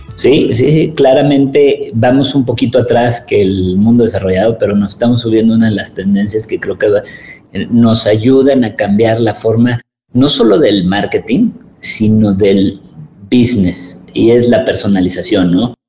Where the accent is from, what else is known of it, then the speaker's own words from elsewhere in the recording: Mexico; Tenemos esa resiliencia como, como mexicanos